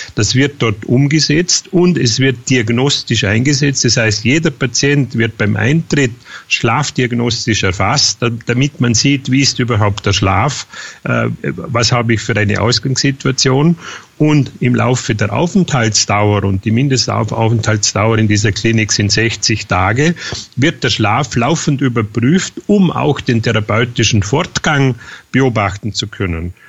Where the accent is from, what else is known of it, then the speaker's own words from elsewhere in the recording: near Feldkirch, Vorarlberg, Austria; bin Österreicher äh, in Vorarlberg, äh, Nähe Feldkirch